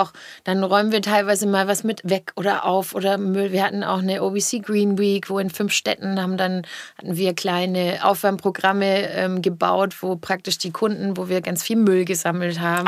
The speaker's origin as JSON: {"language": "German", "area": "the South", "region": "Southern Germany", "country": "Germany", "said": "ich komme ja aus dem Süden."}